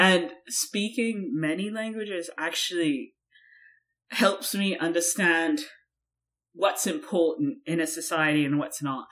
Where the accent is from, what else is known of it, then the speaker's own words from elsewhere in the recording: United States; I'm American. I am